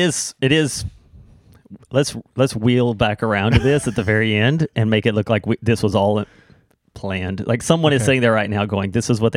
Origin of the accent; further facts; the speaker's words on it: the South, United States; moved away; I'm from the South.